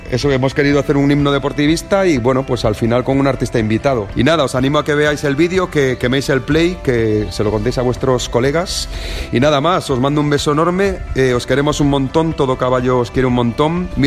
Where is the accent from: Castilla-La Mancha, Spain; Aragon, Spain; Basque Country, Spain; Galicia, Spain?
Galicia, Spain; A Coruña; Bueno, yo no sé si sabíais que soy de Coruña y bueno, pues por ende muy deportivista desde pequeño.